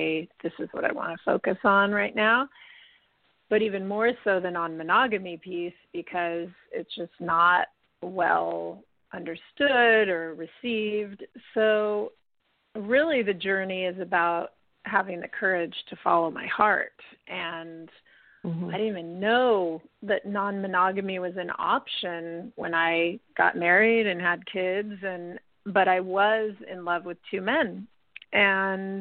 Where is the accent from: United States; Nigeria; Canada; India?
United States; also born or lived in Italy; now in California, United States; I'm American